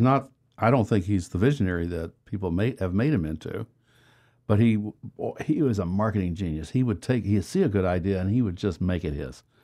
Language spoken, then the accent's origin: English; Texas, United States; moved away; I'm from, I was born in Texas